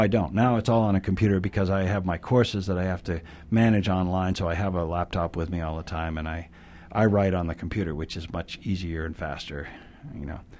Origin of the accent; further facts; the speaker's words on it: New Hampshire, United States; also born or lived in Wyoming; now in Utah, United States; I bicycled back to my hometown in New Hampshire where I had grown up